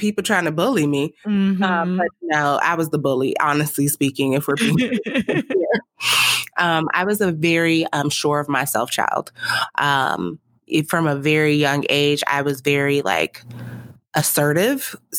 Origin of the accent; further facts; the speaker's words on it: Nigeria; Like, I'm a Nigerian mother.